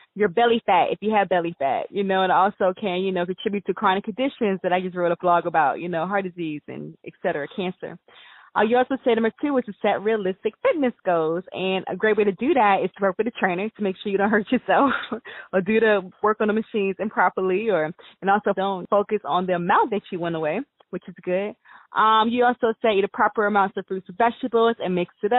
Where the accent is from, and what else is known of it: United States